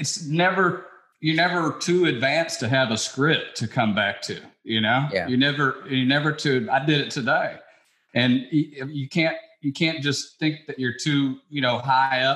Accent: Memphis, Tennessee, United States; moved away as an adult; also born or lived in New York City; I grew up in Memphis, Tennessee

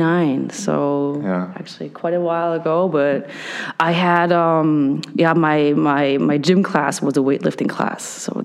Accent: Hamburg, Germany; also born or lived in California; I was born and raised in Hamburg, Germany. My mother is from California. My dad's from Germany. So I've spent a high school year in California

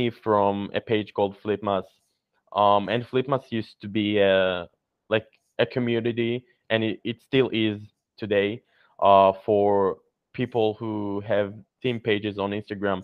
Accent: Israel; I'm from Israel

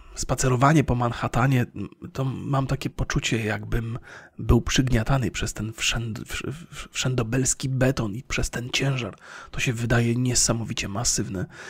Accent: Bolesławiec, Lower Silesian Voivodeship, Poland; moved away; w mieście, z którego pochodzę, czyli z Bolesławca

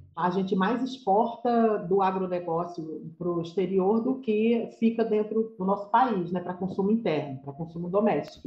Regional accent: Iguatu, Ceará, Brazil; moved away as an adult; now in Rio de Janeiro, Brazil; eu sou uma nordestina cearense, vim lá de Iguatu, interior do Ceará. Desde 87 eu vim para o Rio, eu vim com 18 anos

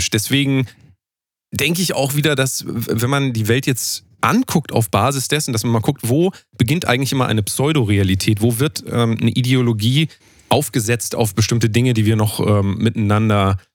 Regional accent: Hesse, Germany; Äh, in dem Fall bin ich Hesse, wie ich das gerade eben gesagt habe. Ich bin Hesse

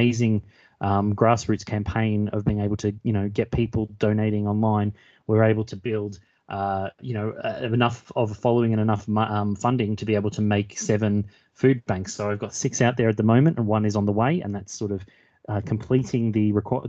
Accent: Melbourne, Victoria, Australia; moved away as an adult; also born or lived in Walthamstow, London; now in London, United Kingdom; I'm originally from Australia, from Melbourne, but moved over to the UK and moved to Walthamstow about 2 years ago.

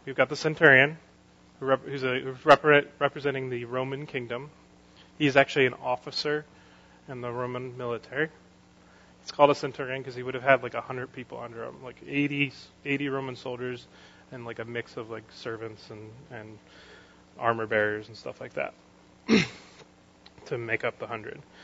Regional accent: United States; something I want as an American.

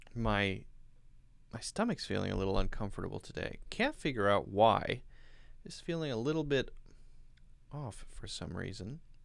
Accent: United States; I'm an American English teacher.

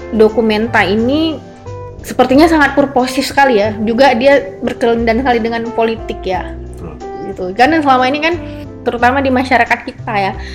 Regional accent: Aceh, Indonesia; aku sebagai orang Aceh

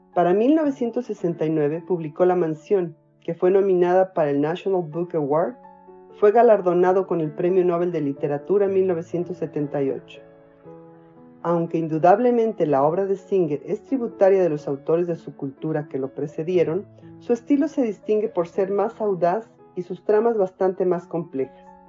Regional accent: Mexico; soy mexicana, tengo 55 años y vivo en Toluca.

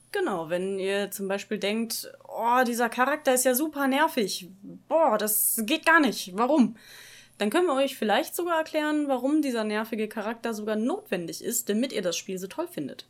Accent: Dortmund, North Rhine-Westphalia, Germany; moved away as an adult; now in Bochum, Germany; Ich komme ursprünglich aus Dortmund, wohne jetzt in Bochum

